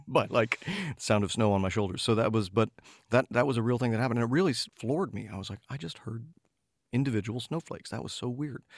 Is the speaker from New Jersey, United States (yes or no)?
no; Oak Park, Illinois, United States; when I was growing up in the Chicago suburbs